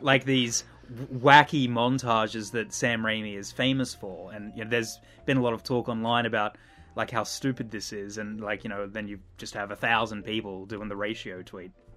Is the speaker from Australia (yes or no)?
yes; Australia